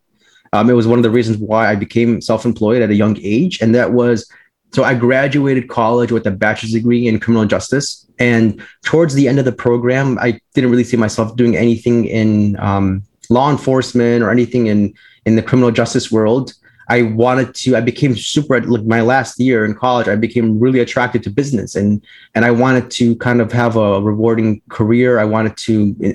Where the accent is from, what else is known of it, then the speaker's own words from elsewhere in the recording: Orland Park, Illinois, United States; I grew up in the South in the Southwest suburbs of Chicago. For those of you who are familiar with Chicago, near like the Orland Park area